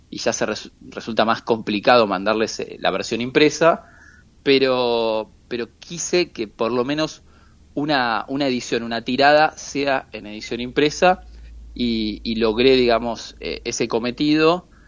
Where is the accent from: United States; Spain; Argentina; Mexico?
Argentina; siempre me dice que soy muy argentino y muy analógico.